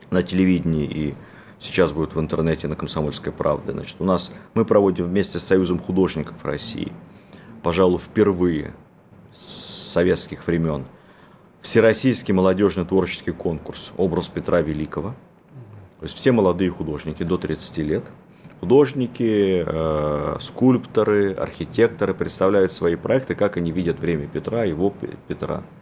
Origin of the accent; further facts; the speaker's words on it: Cherkasy Oblast, Ukraine; born there; я родился в Центральной Украине.